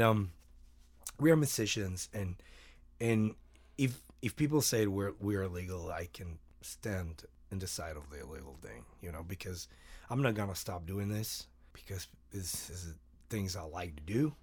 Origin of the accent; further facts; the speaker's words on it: Mexico; moved away; I, I'm from Mexico